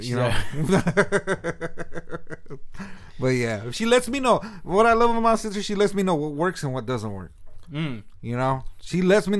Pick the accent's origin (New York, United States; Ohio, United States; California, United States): California, United States; Sunnyvale; now in San Jose, United States; Yeah, I was born and raised in Sunnyvale, California. I lived in Sunnyvale for 30 years, and now I live in San Jose.